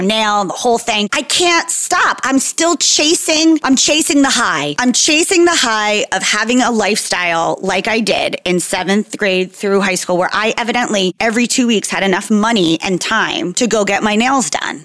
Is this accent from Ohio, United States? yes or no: no; Jersey Shore, New Jersey, United States; So I'm from New Jersey, Jersey Shore specifically.